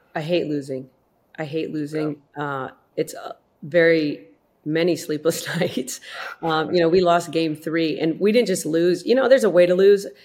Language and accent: English; South Dakota, United States; I grew up in South Dakota